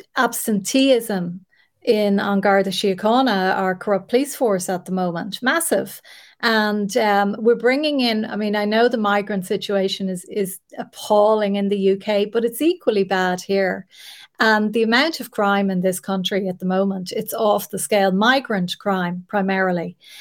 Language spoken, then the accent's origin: English; Ireland; an Irish woman